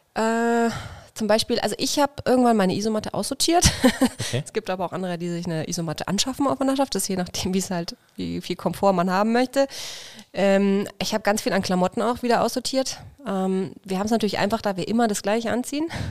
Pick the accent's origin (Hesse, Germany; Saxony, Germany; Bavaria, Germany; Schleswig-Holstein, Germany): Bavaria, Germany; Feucht; moved away as an adult; Ich komme aus der Nähe von Nürnberg, aus Feucht bei Nürnberg